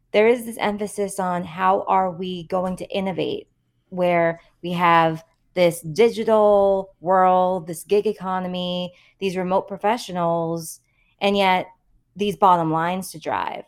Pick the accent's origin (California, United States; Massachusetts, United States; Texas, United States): Massachusetts, United States; also born or lived in New York; growing up in the Massachusetts public school system